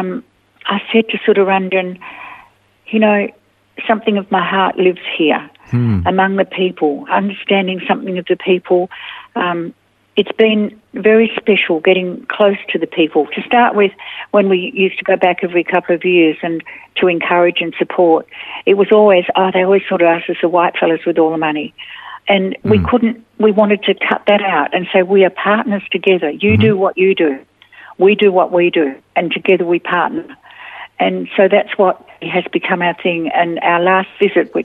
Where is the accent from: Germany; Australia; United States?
Australia; also born or lived in India